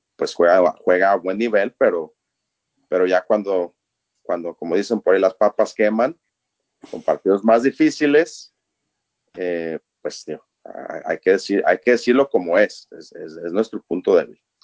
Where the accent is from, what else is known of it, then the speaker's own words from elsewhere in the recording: Guadalajara, Jalisco, Mexico; also born or lived in Minneapolis–Saint Paul, Minnesota; now in Minneapolis, United States; yo soy originario de Guadalajara, México